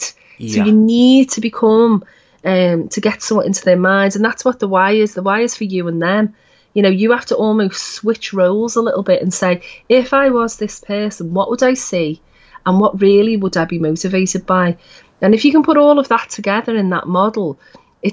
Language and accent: English; Liverpool, North West England, United Kingdom; we were all kind of growing up in Liverpool until the 70s and 80s